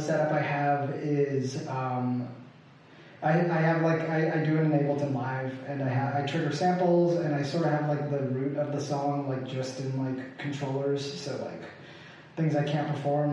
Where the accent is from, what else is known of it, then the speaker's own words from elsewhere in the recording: New York City, New York, United States; also born or lived in Japan; I moved to New York from Japan when I was like a little kid. Like I was like only a little older than 1 year old